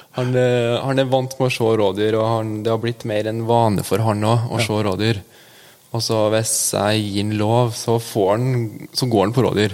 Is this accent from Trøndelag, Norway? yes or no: yes; Ytterøy, Trøndelag, Norway; Jeg er 24 år og født og oppvokst på Ytterøya